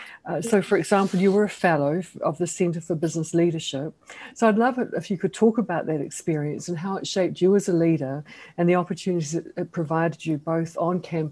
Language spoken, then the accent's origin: English; California, United States; because I came from Southern California. When I moved to Oxford, I had to buy waterproof shoes and a down jacket.